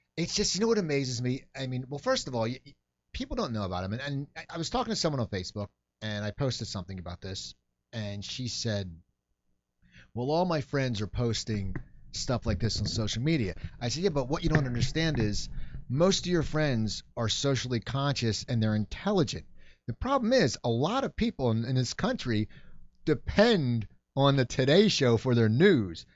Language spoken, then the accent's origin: English; New Jersey, United States; I grew up in New Jersey.